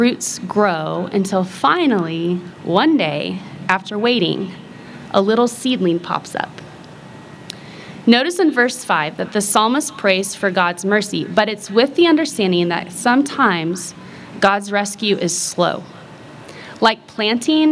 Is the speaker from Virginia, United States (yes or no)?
no; Kansas, United States; I grew up in Kansas